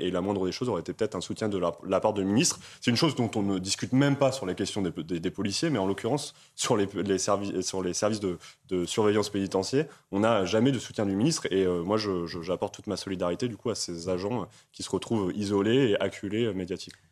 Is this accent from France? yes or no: yes; Amiens, Hauts-de-France, France; je suis originaire d'Amiens